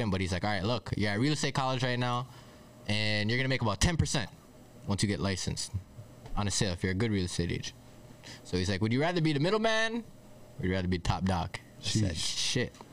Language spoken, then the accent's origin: English; Toronto, Ontario, Canada; from Toronto. I'm from Scarborough, so for those of you that know where that is in in the city, or from the borough